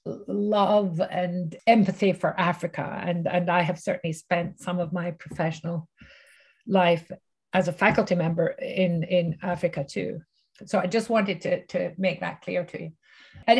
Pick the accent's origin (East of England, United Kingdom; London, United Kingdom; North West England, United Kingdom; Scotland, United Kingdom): Scotland, United Kingdom; Glasgow; moved away as an adult; now in Canada; I grew up in Glasgow, which was one of the poorer cities of Glasgow.